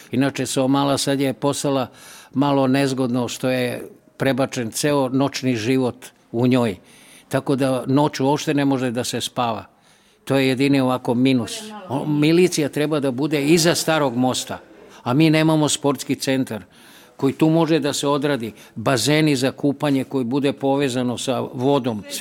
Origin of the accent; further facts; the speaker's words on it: Belgrade, Serbia; Ja sam u Mali rođen i volim Seomalu zato što tu jedino u Beogradu kruži pozitivna energija, zato što se spaja sa dve reke, Dunav i Sava.